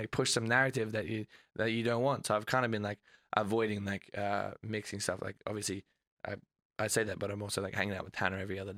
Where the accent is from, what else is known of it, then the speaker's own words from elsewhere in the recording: Australia; moved away as an adult; I'm Australian.